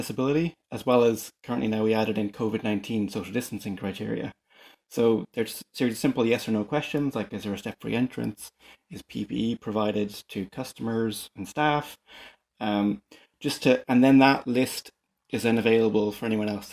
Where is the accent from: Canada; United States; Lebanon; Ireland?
Ireland; Dublin, Leinster; growing up in Dublin